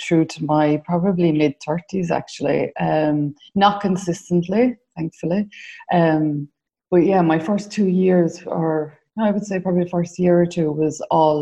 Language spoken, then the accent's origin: English; Ireland; accent: Irish; As you can tell from my accent, I'm Irish, born in the late 70s in a small community, raised Catholic, went to secondary school with the nuns